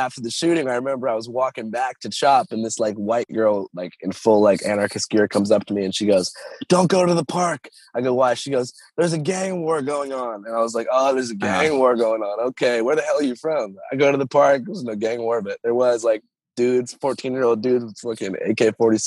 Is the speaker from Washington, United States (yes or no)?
yes; Seattle, Washington, United States; I'm from Seattle right now. I grew up in this neighborhood, Capitol Hill, and it's like unrecognizable.